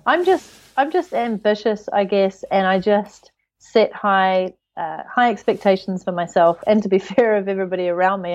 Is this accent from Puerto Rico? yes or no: no; New Zealand; moved away; also born or lived in United Kingdom; I'm from New Zealand, but right now I live out of my suitcase.